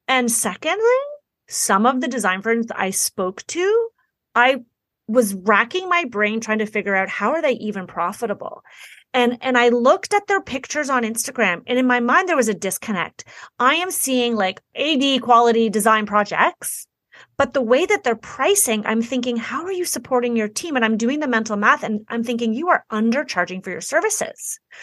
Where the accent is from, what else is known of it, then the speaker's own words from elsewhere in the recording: Toronto, Ontario, Canada; I'm from Toronto, Canada.